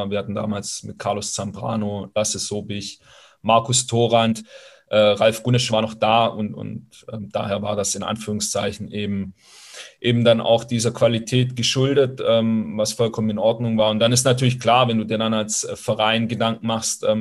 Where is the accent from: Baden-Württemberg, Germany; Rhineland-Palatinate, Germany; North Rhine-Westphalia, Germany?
Baden-Württemberg, Germany; also born or lived in Italy; ich als Italiener auch nicht richtig groß geworden bin oder als Italo, als Italo-Schwabe nicht richtig groß geworden bin